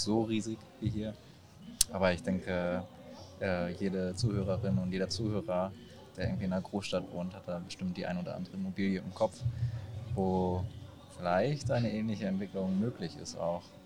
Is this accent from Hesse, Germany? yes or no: yes; Kassel, Hesse, Germany; in meiner Heimatstadt in Kassel